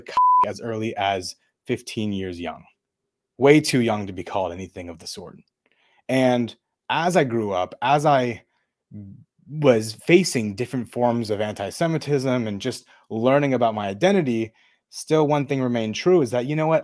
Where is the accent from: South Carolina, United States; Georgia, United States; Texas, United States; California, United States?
California, United States; Thousand Oaks; also born or lived in Chatsworth; I was born in Chatsworth. I grew up in Thousand Oaks.